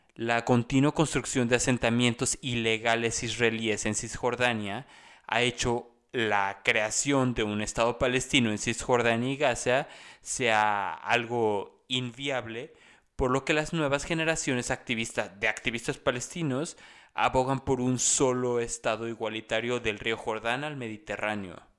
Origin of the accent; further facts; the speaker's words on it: Mexico; lo que los mexicanos conocemos